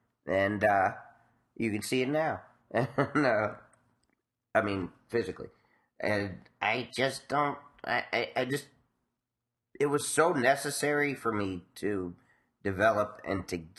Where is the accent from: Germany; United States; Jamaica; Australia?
United States; New York City, New York; growing up in Spanish Harlem.